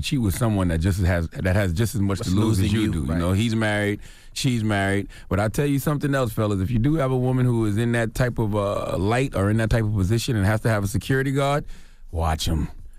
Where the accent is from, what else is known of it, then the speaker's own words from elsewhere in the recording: South Carolina, United States; when I was young growing up in South Carolina, we'd love to see a little bit of snow because it was very rare. Now, living in New York, New Jersey